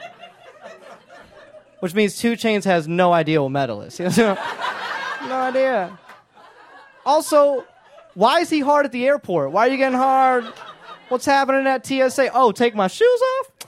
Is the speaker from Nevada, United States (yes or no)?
no; Atlanta, Georgia, United States; moved away as an adult; now in Los Angeles, United States; I did grow up in the South. I grew up in Atlanta